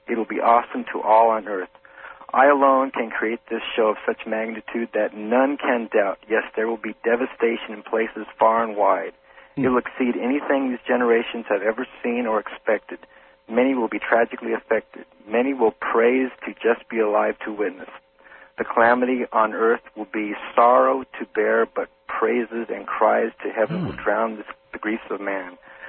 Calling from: Phoenix, Arizona, United States; Phoenix, Arizona.

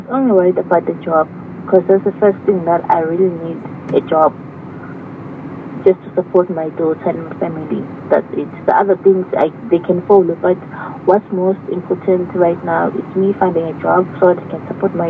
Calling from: Nkomazi, Mpumalanga, South Africa; Nkomazi, near Malelane.

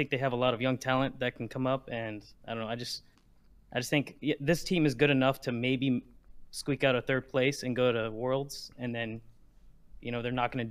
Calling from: Houston, Texas, United States

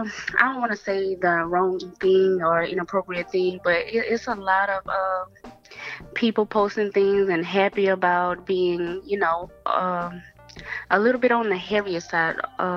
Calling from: Dallas, Texas, United States; I'm calling from Dallas.

